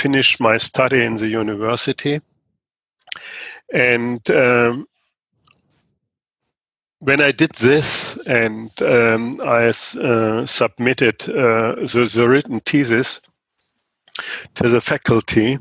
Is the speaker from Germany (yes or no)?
yes; Germany; I'm from Germany